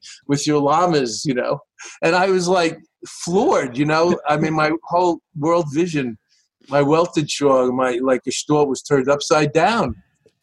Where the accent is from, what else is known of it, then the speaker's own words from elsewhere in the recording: New York, United States; moved away as an adult; now in Boston, United States; I grew up in New York and Brooklyn and Long Island.